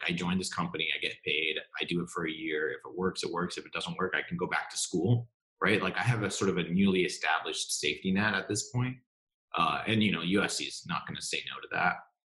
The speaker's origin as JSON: {"language": "English", "country": "Singapore", "tie": "born or raised there", "also_born_or_lived": "New York, United States", "said": "I ended up growing up mostly abroad in Singapore, which is where my parents are still"}